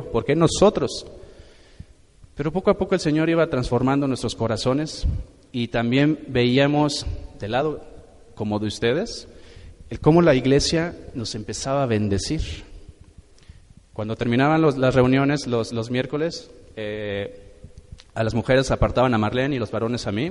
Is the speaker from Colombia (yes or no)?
no; Morelia, Michoacán, Mexico; Nosotros hace, nosotros venimos de la ciudad de Morelia.